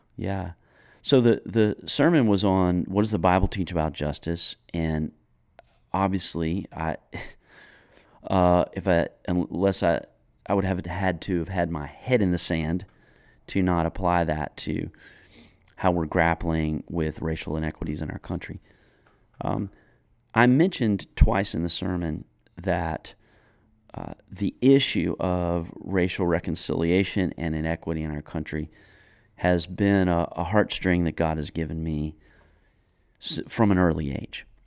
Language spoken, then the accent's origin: English; Greensboro, North Carolina, United States; I grew up in Greensboro, North Carolina